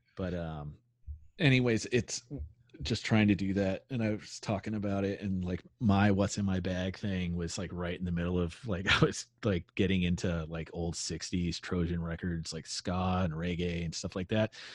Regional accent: Carrollton, Texas, United States; I grew up in Carrollton, and I went to high school out there

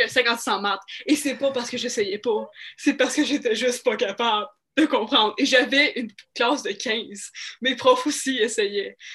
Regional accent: Mirabel, Quebec, Canada; moved away; also born or lived in Montreal / Saskatchewan; je suis née à Montréal

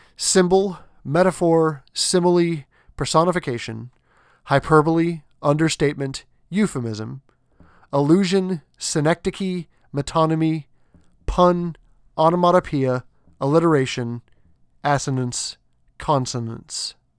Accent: New England, United States; I grew up in New England

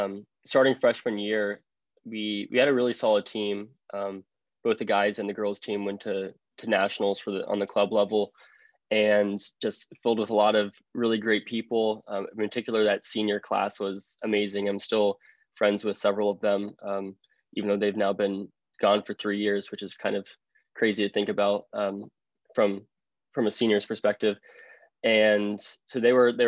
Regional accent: Cincinnati, Ohio, United States; I am from Cincinnati, Ohio

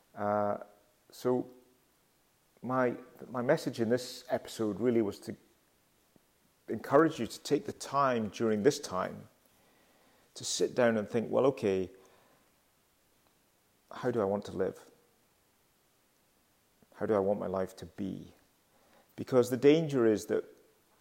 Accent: Glasgow, Scotland, United Kingdom; moved away; I'm currently in Glasgow, which is my hometown, and I return to Glasgow fairly frequently.

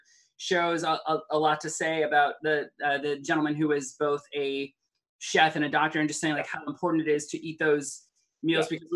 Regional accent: Cleveland, Ohio, United States; now in Los Angeles, United States; I grew up in Cleveland.

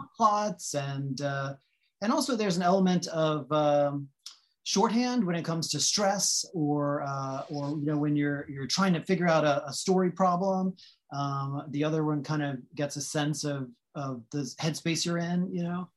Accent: north of New Orleans, Louisiana, United States; now in Los Angeles, United States; I grew up in Louisiana, so north of New Orleans

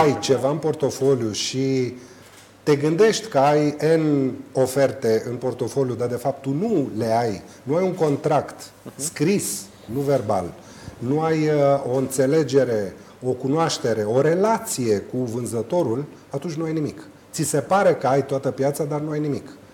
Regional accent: Romania; noi ca români

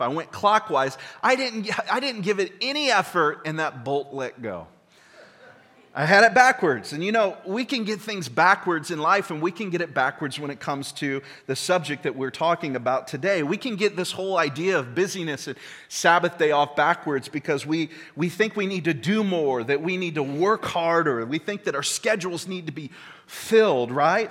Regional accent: United States; we're American

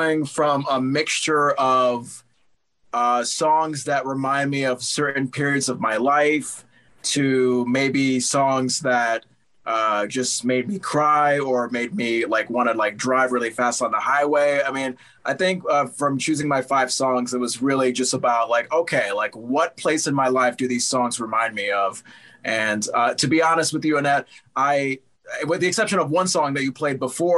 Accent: Connecticut, United States; I was still living in my home state of Connecticut

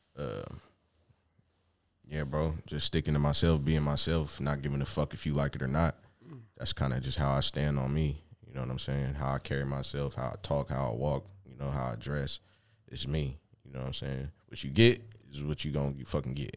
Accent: Seattle, Washington, United States; growing up in Seattle

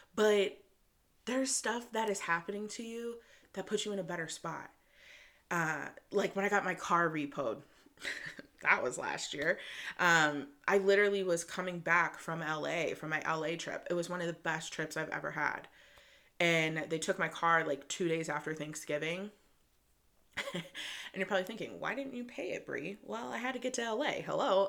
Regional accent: Michigan, United States; I'm a girl from Michigan. I grew up in the suburbs

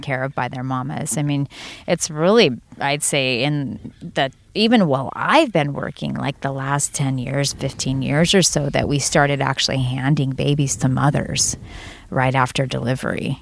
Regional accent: Santa Cruz, California, United States; I'm from Santa Cruz

